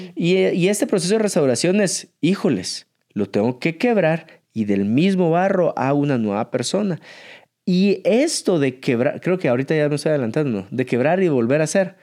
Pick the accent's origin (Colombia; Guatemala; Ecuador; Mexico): Guatemala; somos de Guatemala y el lago más hermoso que tenemos es el lago de Atitlán